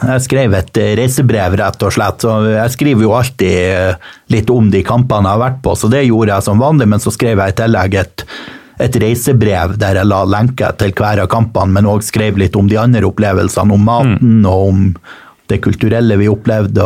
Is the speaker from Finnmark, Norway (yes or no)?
no; Mo i Rana, Nordland, Norway; moved away; det er i utkanten av Rana kommune. Og denne hjembygda mi